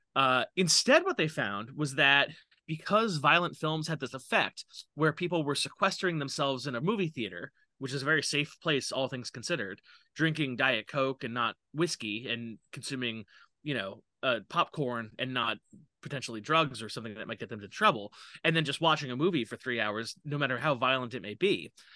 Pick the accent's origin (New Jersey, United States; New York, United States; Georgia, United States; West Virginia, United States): New York, United States; New York City; I am from New York City. I, I live there right now. I live in Queens